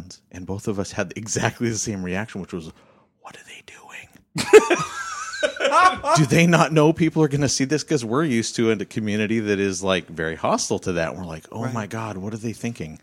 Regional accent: Aberdeen, Washington, United States; moved away as an adult; now in Bellingham, United States; I come from Aberdeen

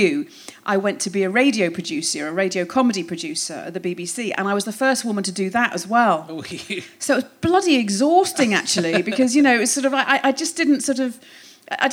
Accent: Hoylake, North West England, United Kingdom; I grew up in Hoylake, yes, in the northwest on the Wirral

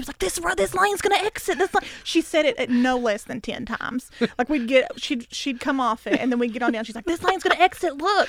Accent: Kentucky, United States; I'm from Kentucky, bitch.

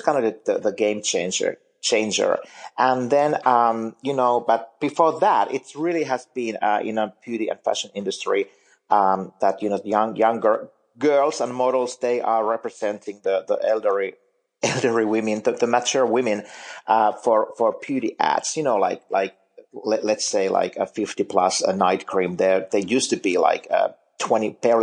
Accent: Finland; moved away as an adult; now in United States; I'm originally from Finland, and I still work for some of those magazines there

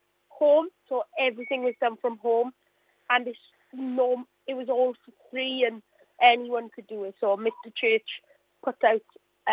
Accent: Mountain Ash, Wales, United Kingdom; I'm from the Mountain Ash area, yes. So a lot of my family members live here

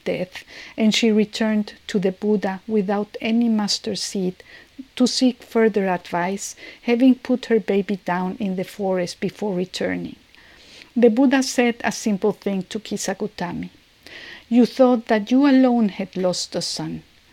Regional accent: Mexico City, Mexico; now in San Francisco, United States; I'm from Mexico City and I am living now in San Francisco

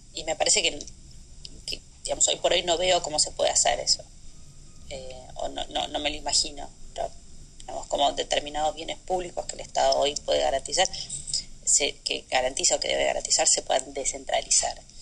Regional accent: Argentina; moved away as an adult; había nacido en Argentina y vivía en Argentina

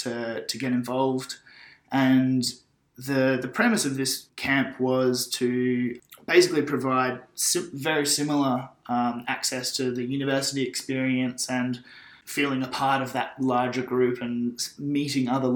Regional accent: Byron Bay, New South Wales, Australia; I grew up in Byron Bay, went to high school at Byron Bay Public School

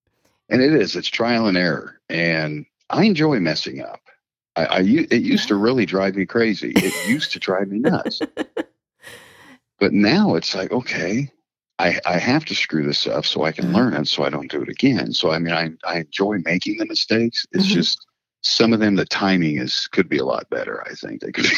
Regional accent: Massachusetts, United States; accent: Midwest with a New England twist; It's Midwest. I have a Midwest accent with a New England twist to it.

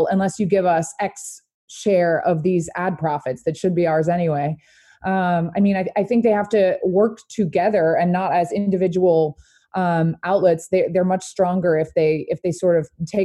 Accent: Louisiana, United States; I'm from Louisiana

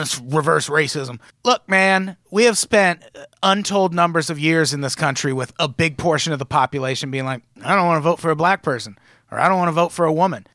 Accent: Midwest, United States; I grew up in the Midwest

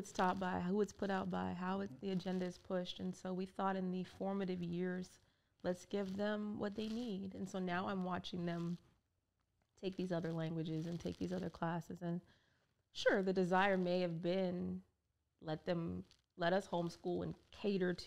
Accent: Orange County, California, United States; moved away; I grew up in Orange County, California, where it was a cultural wasteland

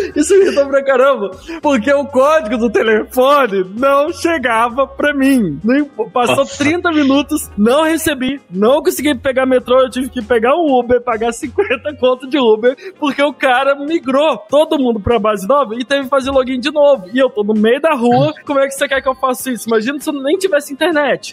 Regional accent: Brazil; eu sou brasileiro, tô no Brasil

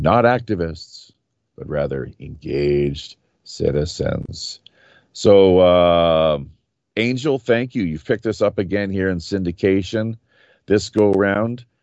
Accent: Canada; moved away as an adult; now in South Korea; growing up in Canada

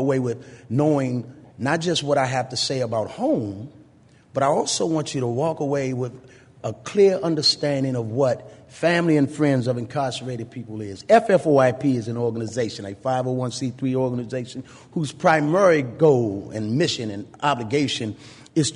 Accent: Washington, District of Columbia, United States; as a child growing up in D.C., I never actually lived anywhere more than 3 years.

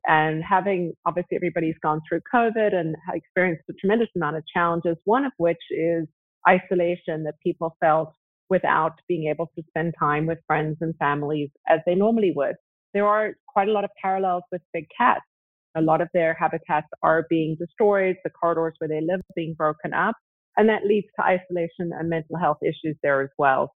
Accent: South Africa; also born or lived in Zimbabwe; I actually was born in Zimbabwe and grew up in South Africa

